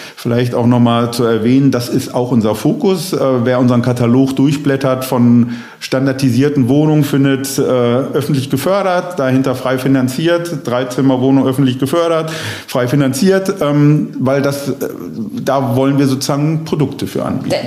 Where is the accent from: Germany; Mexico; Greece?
Germany; Bochum, North Rhine-Westphalia; obwohl es meine Heimatstadt ist